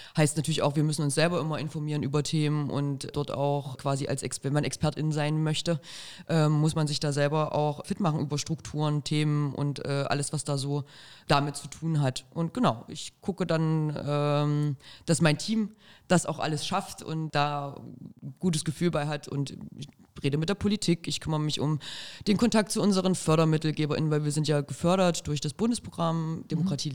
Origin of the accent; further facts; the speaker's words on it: Arnstadt, Thuringia, Germany; ich komme ja aus Arnstadt, schöne kleine Stadt in Thüringen